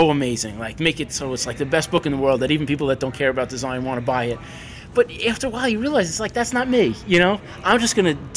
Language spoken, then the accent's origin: English; New York, United States; growing up in New York, too. I had access to all of these schools